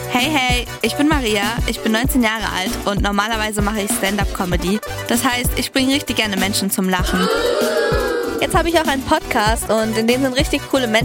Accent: Greece; now in Germany; wie ihr vielleicht wisst, bin ich ja selber Griechin und meine Eltern sind in Griechenland aufgewachsen.

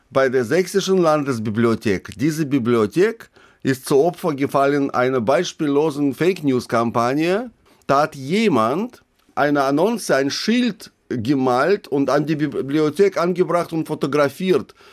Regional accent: Russia; German is a second language; now in Germany; ich bin gleichzeitig bin ich ein, ein Russe und, und sehe mich in, auch in der Verantwortung, was dort jetzt passiert.

